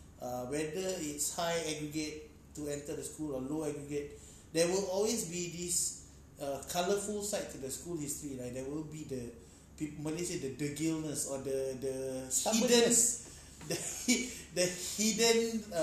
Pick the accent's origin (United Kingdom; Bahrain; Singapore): Singapore; Yeah, I was from Bukit Batok Secondary School. West Side represent.